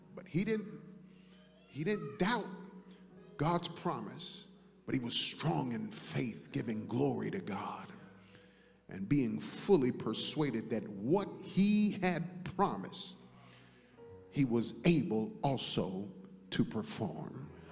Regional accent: New York, United States; growing up in New York

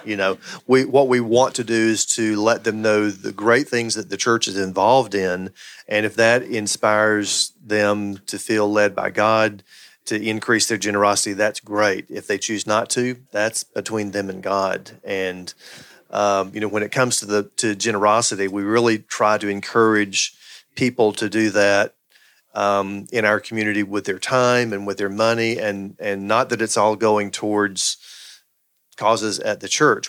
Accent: the Bible Belt, United States; I grew up in the Bible Belt

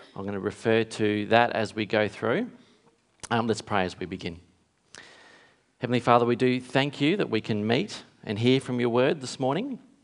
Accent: Kalgoorlie, Western Australia, Australia; when I was a kid growing up in Kalgoorlie, is in town in a country town in W A.

